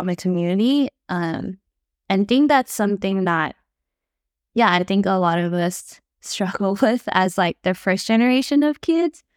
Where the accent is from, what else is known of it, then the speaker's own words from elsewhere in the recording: United States; we're the first generation to be born and raised in America